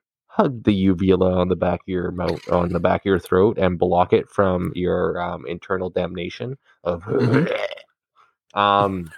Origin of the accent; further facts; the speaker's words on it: Canada; as a Canadian